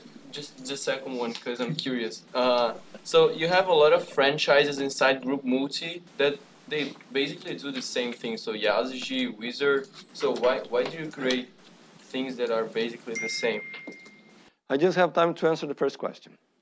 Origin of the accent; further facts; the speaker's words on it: Brazil; now in United States; I am from Brazil